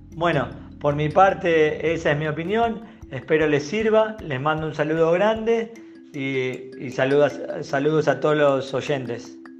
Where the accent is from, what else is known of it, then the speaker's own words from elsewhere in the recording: Buenos Aires, Argentina; moved away as an adult; now in Chihuahua, Mexico; de Buenos Aires, Argentina. Actualmente vivo en Chihuahua, México